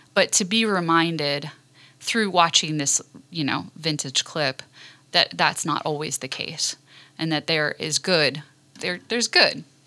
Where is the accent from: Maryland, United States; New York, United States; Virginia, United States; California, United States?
Maryland, United States; Western; moved away; also born or lived in Washington, District of Columbia, United States; I grew up in Western Maryland